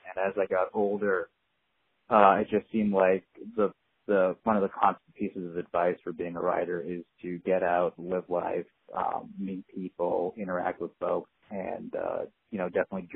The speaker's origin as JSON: {"language": "English", "area": "New Hampshire and Vermont", "region": "New England", "country": "United States", "tie": "born or raised there", "also_born_or_lived": "East Coast", "moved": "as an adult", "lives_now": "Libby, United States", "said": "I grew up skiing in New Hampshire and Vermont"}